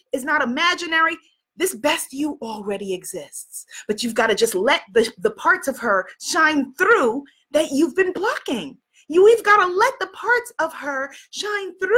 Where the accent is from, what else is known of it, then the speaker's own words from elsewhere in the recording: New York, United States; I'm from New York